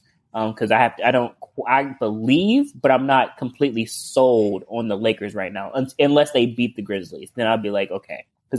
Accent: Cleveland, Ohio, United States; because I am from Cleveland, Ohio.

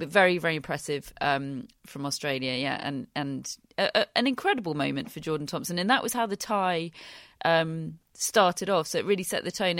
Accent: United Kingdom; being British

